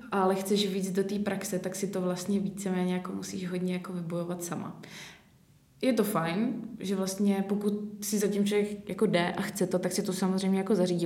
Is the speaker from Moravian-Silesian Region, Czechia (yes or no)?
no; České Budějovice, South Bohemian Region, Czechia; pocházím z Českých Budějovic